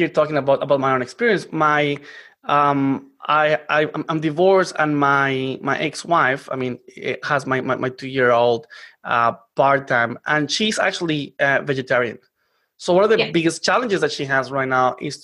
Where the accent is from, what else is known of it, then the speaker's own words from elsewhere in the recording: Colombia; moved away; I come from Colombia